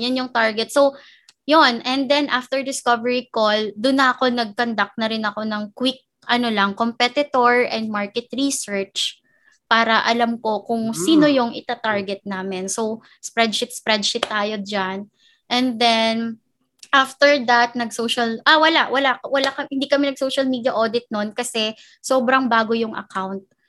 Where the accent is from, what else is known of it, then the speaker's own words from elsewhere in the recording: Bacolod, Negros Island Region, Philippines; moved away as an adult; now in Manila, Philippines; first job ko dito sa Manila, because I'm from Bacolod, originally from Bacolod.